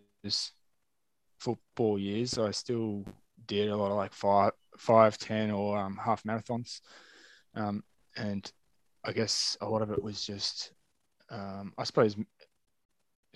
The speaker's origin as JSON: {"language": "English", "country": "Australia", "tie": "born or raised there", "also_born_or_lived": "Hervey Bay, Queensland", "said": "growing up in Australia"}